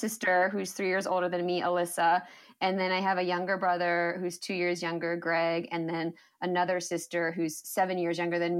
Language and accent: English; Michigan, United States; also born or lived in New Jersey / Colorado; I was born in New Jersey, which is funny because I only lived there for a couple of years. So it's not a place I remember. But most of my years were spent in Michigan and Colorado.